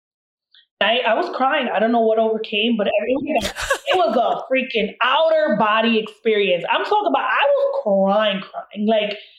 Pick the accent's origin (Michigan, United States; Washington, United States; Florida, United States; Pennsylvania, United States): Florida, United States; Miami; growing up in Miami